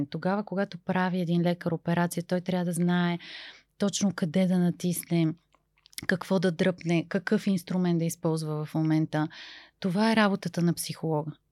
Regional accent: Bulgaria; Вие идвате от някъде другаде, откъде идвате? И аз казах, от България, защо?

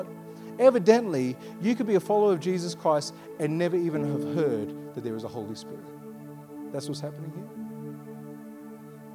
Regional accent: Armadale, Western Australia, Australia; I'm a sandgroper. I was born here. I grew up in Armidale.

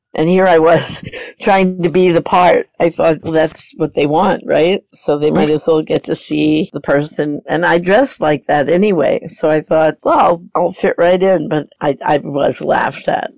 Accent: New York City, New York, United States; I grew up in New York

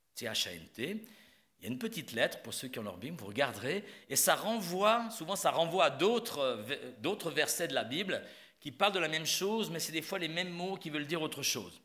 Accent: Switzerland; moved away; je suis suisse

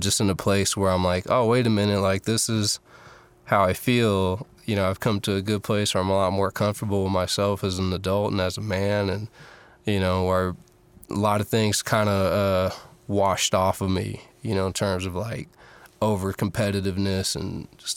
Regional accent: Fairfield, California, United States; also born or lived in San Francisco, California / Oakland, California; I was born in San Francisco, and I was raised in the suburbs, Fairfield, California

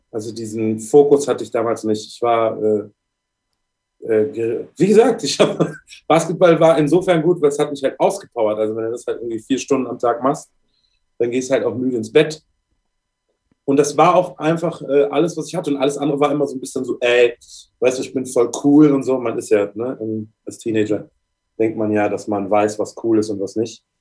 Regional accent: Bad Honnef, North Rhine-Westphalia, Germany; also born or lived in Cologne; ich bin in Köln geboren. Bin dann im Kindesalter ist meine Mutter mit mir nach Bad Honnef gezogen.

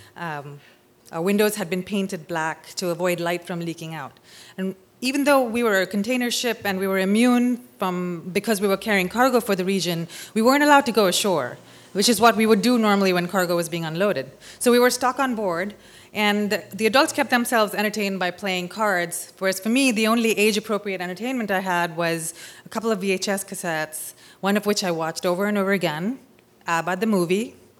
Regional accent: Mumbai, Maharashtra, India; moved away as an adult; also born or lived in California; I'm from Bombay, India

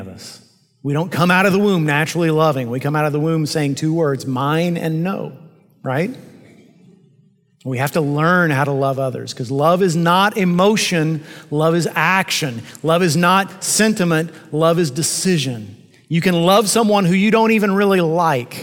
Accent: United States; I'm an American pastor in the 21st century

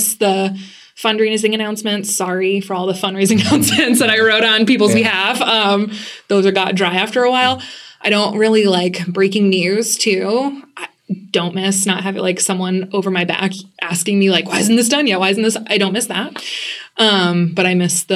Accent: Lewiston, Maine, United States; moved away as an adult; now in Boston, United States; I grew up in Lewiston, Maine

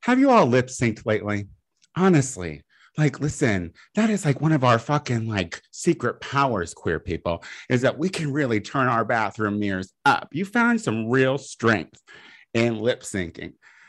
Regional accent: Midwest, United States; now in Los Angeles, United States; I am trash from the Midwest.

